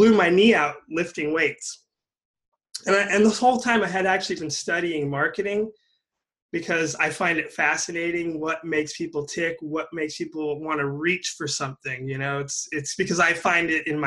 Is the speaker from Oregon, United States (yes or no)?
no; California, United States; also born or lived in Humboldt County, California; I was born in California and I moved up to Humboldt County, which when I was in high school